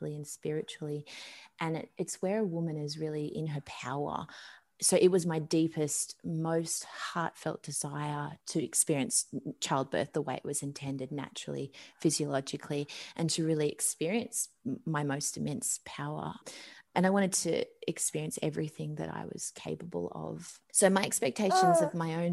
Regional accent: Sydney, New South Wales, Australia; moved away as an adult; now in Tenterfield, Australia; We're from Sydney, but we're currently living in a small country town in the Northern Tablelands called Tenderfield

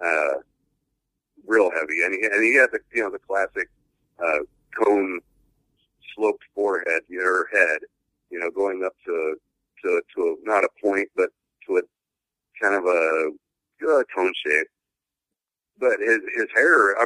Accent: the Northwest, Pacific Northwest, United States; growing up in the Northwest being fifth generation

